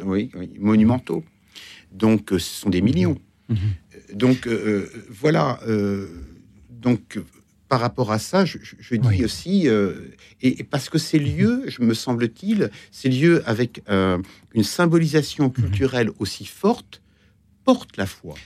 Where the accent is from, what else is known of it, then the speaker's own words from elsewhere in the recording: Granville, Normandy, France; also born or lived in Brittany; now in Paris, France; j'ai grandi en Normandie